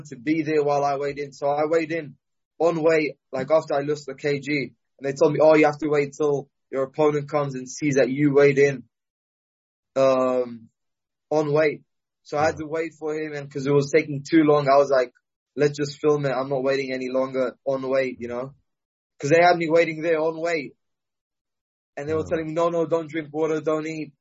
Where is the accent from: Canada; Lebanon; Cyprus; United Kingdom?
Cyprus; I'm still from Cyprus.